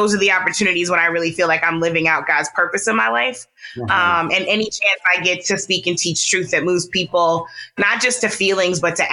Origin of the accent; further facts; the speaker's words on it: St. Louis, Missouri, United States; I am a Midwesterner. I was raised in St. Louis